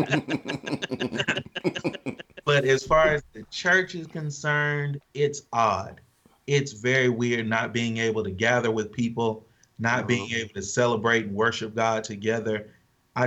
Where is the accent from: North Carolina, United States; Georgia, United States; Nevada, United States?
Georgia, United States; Thomaston; I was born in Thomaston, Georgia. Half of the city went to one school, half of the city went to the other school